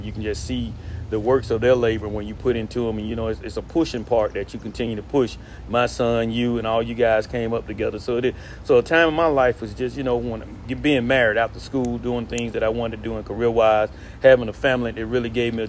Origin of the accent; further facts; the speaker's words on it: Montgomery, Alabama, United States; I grew up in Montgomery from the Chicken Shack. You know, everybody know where that is. Greater Washington Park, Twin Gate, you know, went to public school.